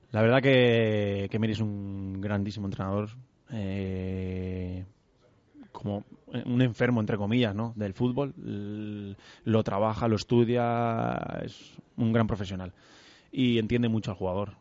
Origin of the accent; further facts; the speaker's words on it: Burjassot, Valencian Community, Spain; En Burjasot, sí, con mis amigos de toda, pues eso, de, mi edad, de mi barrio, de, de mi pueblo